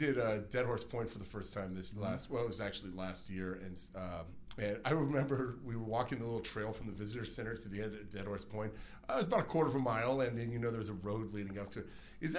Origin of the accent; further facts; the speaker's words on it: Las Vegas, Nevada, United States; when I was a Boy Scout growing up in Las Vegas